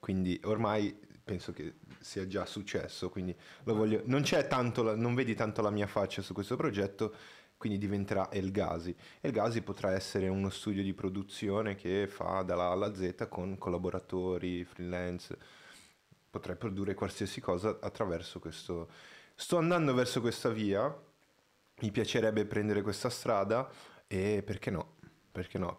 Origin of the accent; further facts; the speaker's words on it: Brazil; moved away; io sono brasiliano